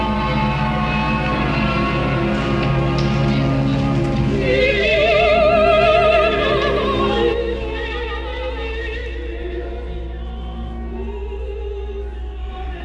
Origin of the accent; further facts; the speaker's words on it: Lancaster, California, United States; I grew up in Lancaster, California, in the Mojave Desert